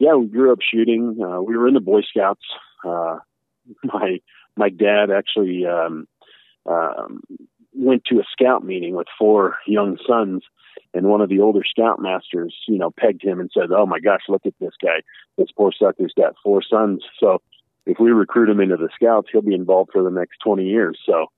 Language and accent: English; Littleton, Colorado, United States; I grew up in Littleton, Colorado, which no one really knew about.